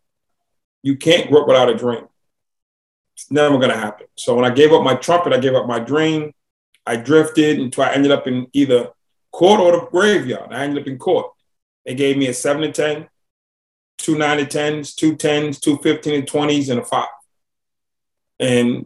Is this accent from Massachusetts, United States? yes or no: yes; Boston, Massachusetts, United States; now in Atlanta, United States; I grew up in Boston, Massachusetts